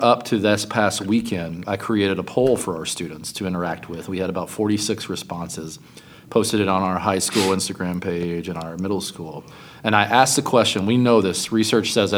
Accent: Louisville, Kentucky, United States; moved away; I grew up in Louisville, Kentucky, at Northeast Christian Church

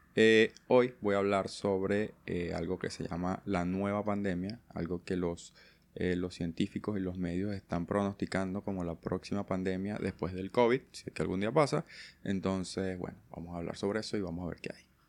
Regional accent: Venezuela; now in Argentina; yo vengo de Venezuela

